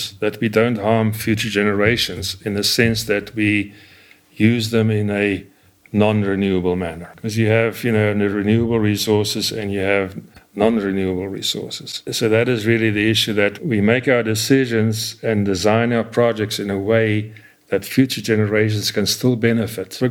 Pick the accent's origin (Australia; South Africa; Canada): South Africa; moved away as an adult; also born or lived in United States; now in Arizona, United States; I grew up in South Africa, and it's common in South Africa to have droughts of 5 to 7 years